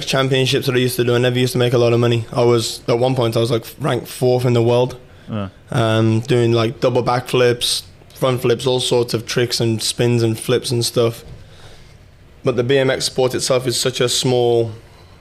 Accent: Bloxwich, West Midlands, United Kingdom; moved away as an adult; now in Dubai, United Arab Emirates; I'm originally from Bloxwich, which is a small place in the West Midlands

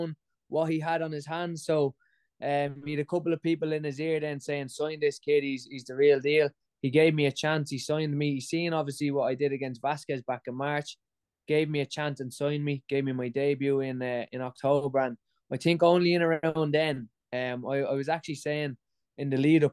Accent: Ireland; I'm Irish

